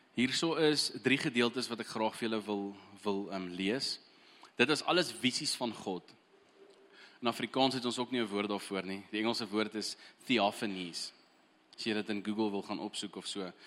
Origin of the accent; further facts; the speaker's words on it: Eswatini; moved away; Ek het heel eerste groot geword in Swaziland